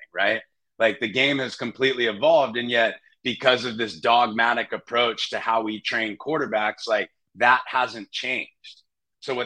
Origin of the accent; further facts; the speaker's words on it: San Jose, California, United States; moved away as an adult; also born or lived in Wyoming / Nashville, Tennessee; I'm from San Jose. So I grew up a Raiders fan, unfortunately, but I was right there in the Bay and went to Bellarmine